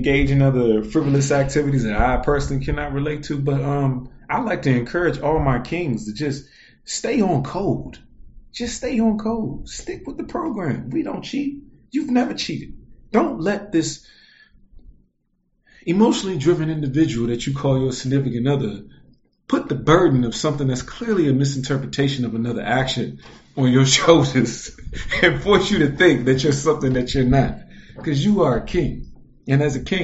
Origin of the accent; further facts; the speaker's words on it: United States; I grew up as an American